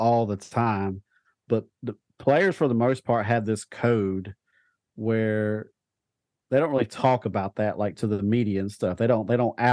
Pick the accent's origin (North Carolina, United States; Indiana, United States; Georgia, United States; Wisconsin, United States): North Carolina, United States; I'm from North Carolina.